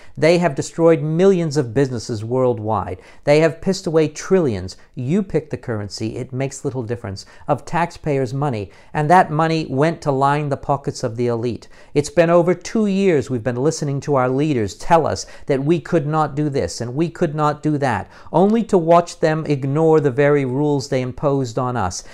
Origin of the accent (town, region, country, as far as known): United States; now in United Kingdom